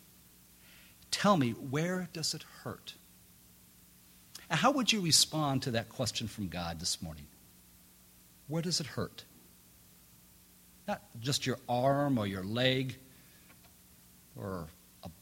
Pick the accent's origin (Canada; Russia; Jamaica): Jamaica; moved away; Growing up in Jamaica